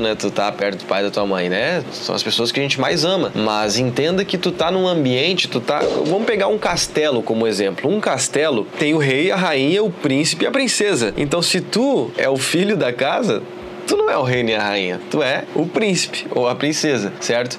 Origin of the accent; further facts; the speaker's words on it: Porto Alegre, Rio Grande do Sul, Brazil; moved away as an adult; also born or lived in São Paulo; now in Florianópolis, Brazil; Eu sou gaúcho de Porto Alegre aqui, mas eu já morei em São Paulo, já morei, né? Tô morando hoje em Florianópolis